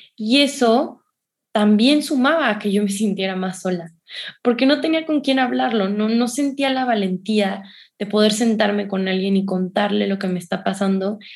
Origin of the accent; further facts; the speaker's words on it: San Luis Potosí, Mexico; moved away; yo, yo soy de San Luis Potosí